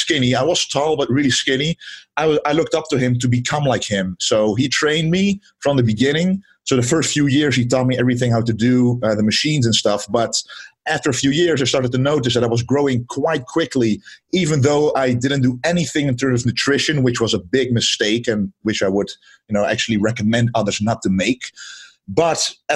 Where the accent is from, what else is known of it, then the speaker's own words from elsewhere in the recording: southern Netherlands, Netherlands; I am from the Netherlands, from the southern part of the Netherlands, actually. I've been there all my life now, 26